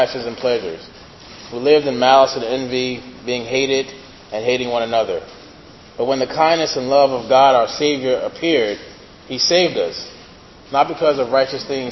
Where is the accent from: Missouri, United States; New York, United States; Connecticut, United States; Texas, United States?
New York, United States; New York City; I'm originally from Brooklyn